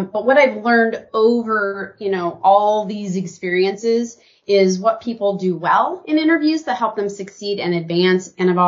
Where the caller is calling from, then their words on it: Portland, Oregon, United States; I am joining you from Portland, Oregon. Rainy Portland, Oregon.